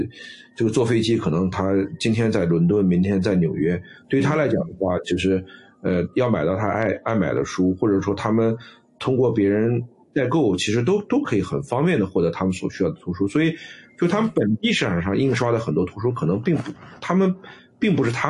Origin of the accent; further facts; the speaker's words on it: China; 我们中国人讲叫水土，但是西西方人讲叫环境决定嘛。